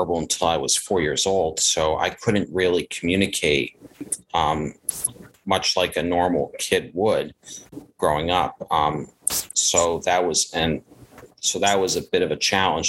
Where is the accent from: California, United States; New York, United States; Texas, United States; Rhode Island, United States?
Rhode Island, United States; Providence; now in Seekonk, United States; I was born in 1989 in Providence, Rhode Island. I live in a town called Seekonk, which is not that far.